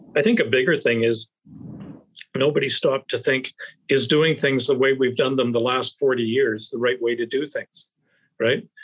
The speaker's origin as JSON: {"language": "English", "country": "Canada", "said": "I've flashed my Canadian passport so you know I'm a Canadian guest"}